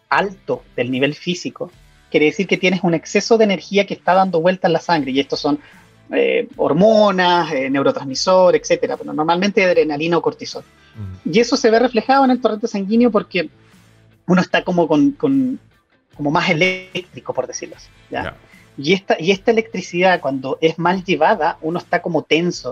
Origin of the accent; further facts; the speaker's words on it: Chile; moved away as an adult; also born or lived in Italy; hace un par de años me fui de Chile, me especialicé afuera, en Europa, en Italia, viví cinco años